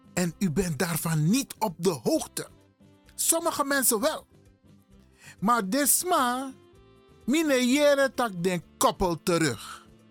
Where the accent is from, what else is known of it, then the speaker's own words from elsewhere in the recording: Suriname; now in Netherlands; ik ben een Surinamer